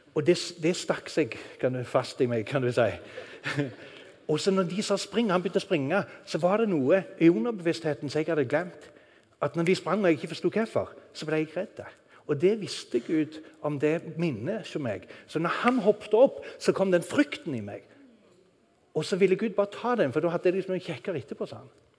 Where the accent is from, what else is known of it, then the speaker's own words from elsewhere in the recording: Norway; moved away; Når du bor i et land langt der ute i ørkenen, så sitter du og tenker på Norge